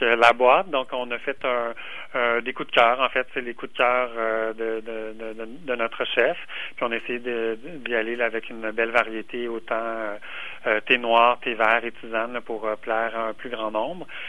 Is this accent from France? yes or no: no; Quebec, Canada; en tant que Québécois